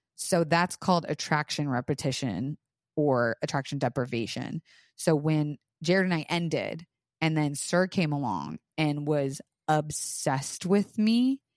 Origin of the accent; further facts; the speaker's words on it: Florida, United States; I was raised in Florida